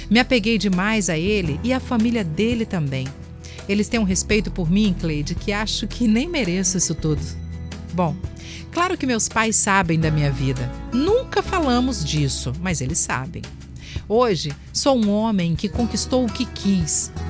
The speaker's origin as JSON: {"language": "Portuguese", "town": "São Mateus", "region": "Espírito Santo", "country": "Brazil", "lives_now": "Vila Velha, Brazil", "said": "sou de São Mateus, no Espírito Santo, mas hoje moro em Vila Velha com o meu amor e a mãe dele."}